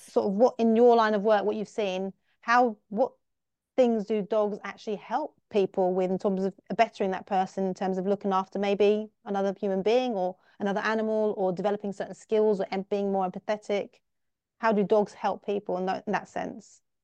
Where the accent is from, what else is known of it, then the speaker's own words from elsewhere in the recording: England, United Kingdom; I'm from England, I'm from the U K, and in the U K, we are dog lovers